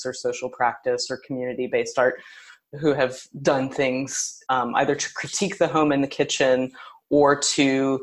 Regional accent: Tennessee, United States; also born or lived in New York; now in Kansas City, United States; I'm from Tennessee, and I was really excited to return to that place

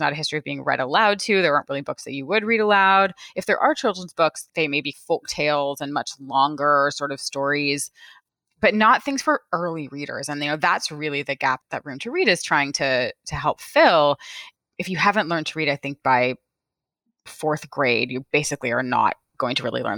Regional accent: California, United States; my very favorite bookstore where I grew up in California

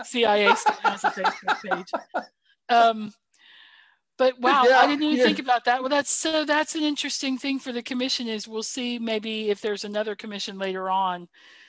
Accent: United States; we as the American people

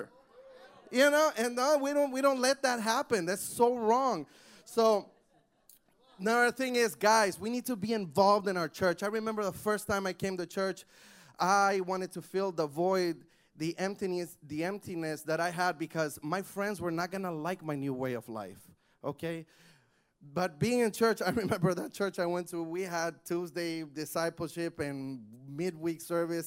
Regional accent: Honduras; English is a second language; now in United States; I'm from Honduras, and I went to a bilingual school

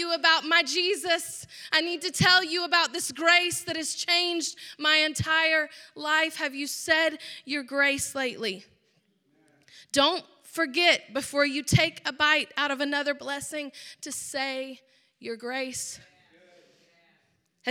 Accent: Georgia, United States; I grew up in a Southern home, obviously. I'm from Georgia

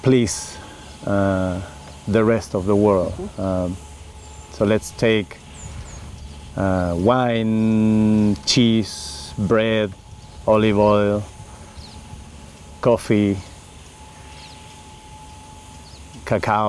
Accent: Valdivia, Los Ríos, Chile; English is a second language; moved away as an adult; also born or lived in France; now in Oregon, United States; I was born in Patagonia, in Chile, like 500 miles south of Santiago

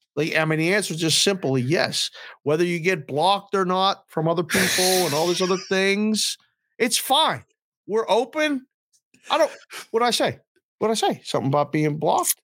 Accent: Pittsburgh, Pennsylvania, United States; I was a kid from Pittsburgh who grew up

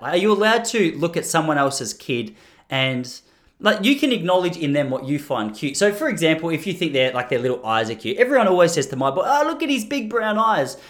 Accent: Australia; I'm speaking as an Australian.

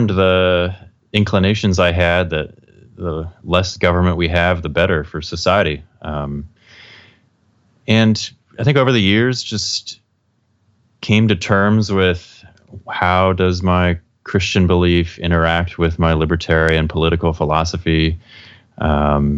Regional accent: Southern California, United States; I grew up in Southern California

